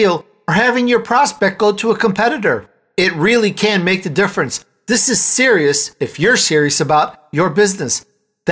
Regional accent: Chicago, Illinois, United States; It's in my speech from growing up in Chicago

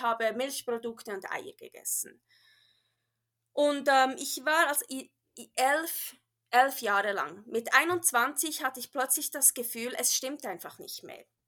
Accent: Bern, Switzerland; accent: Swiss / Bernese German; first language Bernese German; German is a second language; also born or lived in California; now in Reno, United States; ich bin ja in der Schweiz aufgewachsen

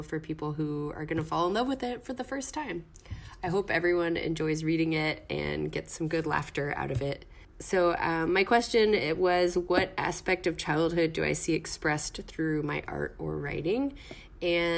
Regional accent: Texas, United States; also born or lived in Bronx, New York; now in New York, United States; I live in the Bronx, but I'm originally from Texas

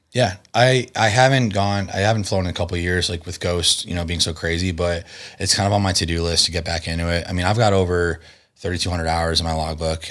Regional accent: Connecticut, United States; born or raised there; moved away as an adult; also born or lived in Chicago / Las Vegas

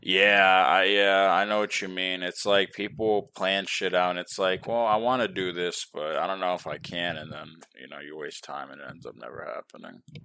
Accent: New York, United States; now in Texas, United States; I'm from New York

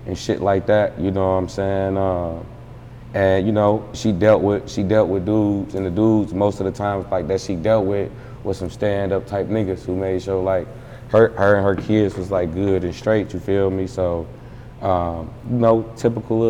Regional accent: Detroit, Michigan, United States; I'm from Detroit

